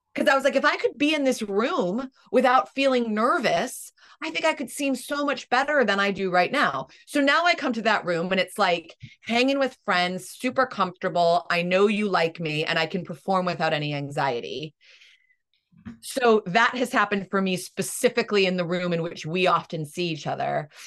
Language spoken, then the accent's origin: English; United States